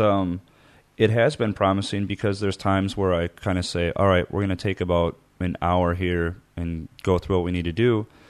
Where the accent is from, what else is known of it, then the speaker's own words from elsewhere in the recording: Midwest, United States; moved away; growing up in the Midwest